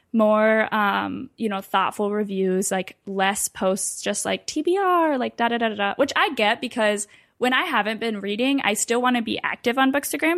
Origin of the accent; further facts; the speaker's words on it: Ann Arbor, Michigan, United States; moved away as an adult; now in Washington, D.C., United States; I'm from Michigan originally. I had lived in Ann Arbor my whole life